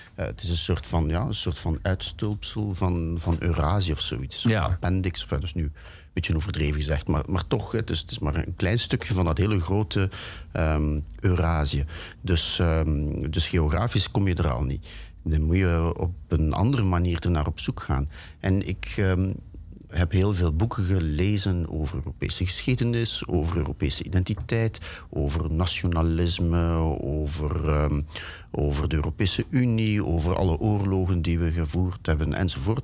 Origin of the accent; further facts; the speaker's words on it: Ghent, Flanders, Belgium; moved away; Ik ben opgegroeid in België